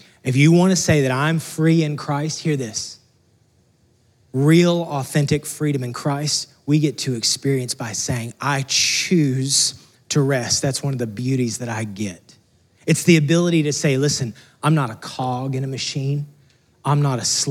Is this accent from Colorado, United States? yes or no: no; Texas, United States; moved away as an adult; we're from Texas